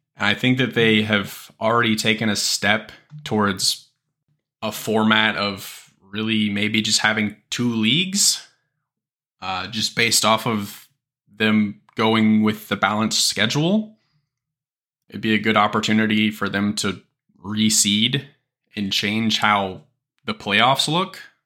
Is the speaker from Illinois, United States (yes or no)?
no; Kansas City, Missouri, United States; I am from Kansas City